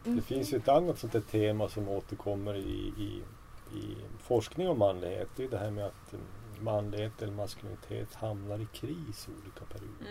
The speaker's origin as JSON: {"language": "Swedish", "town": "Kiruna", "region": "Norrbotten County", "country": "Sweden", "tie": "born or raised there", "moved": "as an adult", "lives_now": "Umeå, Sweden", "said": "jag växte upp i Kiruna då."}